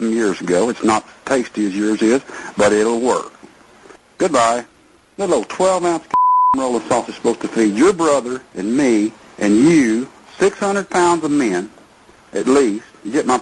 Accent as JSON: {"language": "English", "region": "Texas", "country": "United States", "said": "I'm not from the North. I'm a Texas man"}